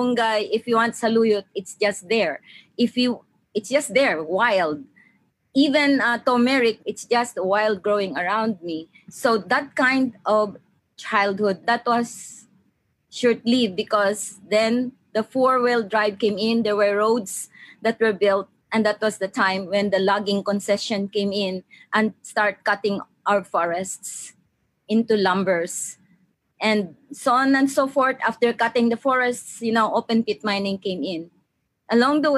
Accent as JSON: {"language": "English", "area": "Lanao", "region": "Mindanao", "country": "Philippines", "tie": "born or raised there", "said": "I came from Mindanao. And my origin is Central Mindanao. I came from Lanao"}